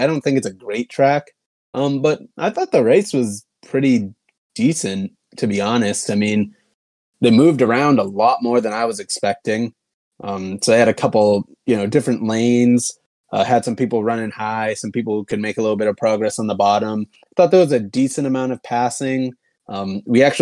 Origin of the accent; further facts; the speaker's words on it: Massachusetts, United States; I'm from Massachusetts